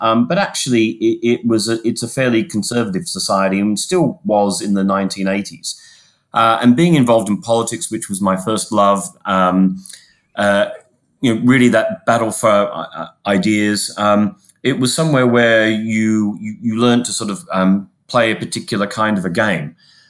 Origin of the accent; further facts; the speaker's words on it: Sydney, New South Wales, Australia; accent: Australian; moved away as an adult; My accent becomes more Australian if we're doing well at cricket or rugby, Paul. I grew up in Sydney, a child of the 80s, and moved here in the late 90s, about 22 years ago.